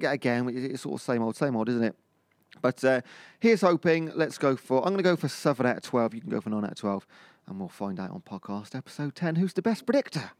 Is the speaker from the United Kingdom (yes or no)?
yes; Cheltenham, South West England, United Kingdom; I'm from Cheltenham. That's the posh bit of Gloucestershire in that area.